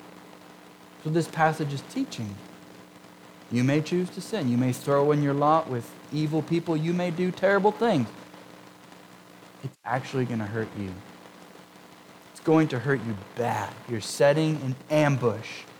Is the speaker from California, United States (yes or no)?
yes; Huntington Beach, California, United States; I grew up in Southern California, Huntington Beach, Orange County, close to the ocean